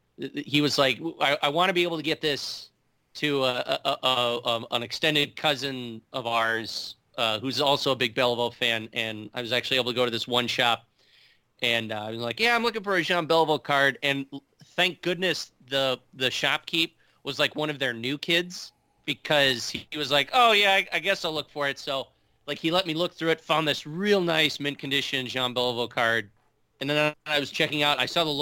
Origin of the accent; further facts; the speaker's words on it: Chicago, Illinois, United States; born there; And, you know, I was born in Chicago, so I have, you know, some Blackhawks things in there as well.